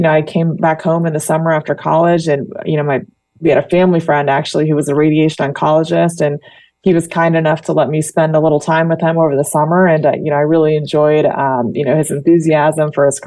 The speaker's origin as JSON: {"language": "English", "region": "Indiana", "country": "United States", "tie": "born or raised there", "also_born_or_lived": "New York / Florida", "moved": "as an adult", "lives_now": "Danville, United States", "said": "I actually was born and raised in Indiana"}